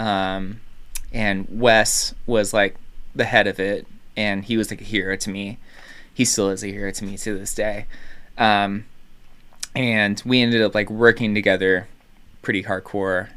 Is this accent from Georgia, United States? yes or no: yes; Carrollton, Georgia, United States; also born or lived in Decatur, Georgia; now in Nashville, United States; I'm from Carrollton